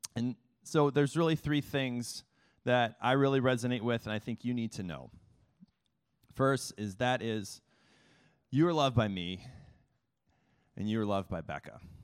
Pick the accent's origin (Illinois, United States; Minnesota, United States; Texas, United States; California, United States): Illinois, United States; Mount Vernon; also born or lived in Chicago, Illinois; now in Philadelphia, United States; I started in small town Illinois in a town called Mount Vernon, the Mount Vernon Rams